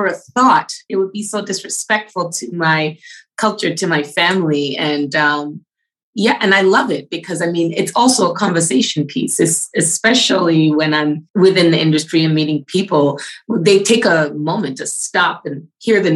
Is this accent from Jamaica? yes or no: yes; Jamaica; also born or lived in Toronto, Canada / Brampton, Ontario, Canada; now in Canada; I was born in Toronto, and then very, very early on in my life, I was taken to Jamaica, and I was raised with my grandparents